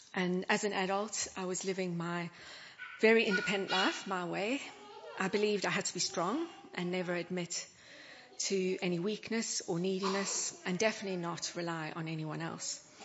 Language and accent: English; South Africa; moved away; Where I grew up in South Africa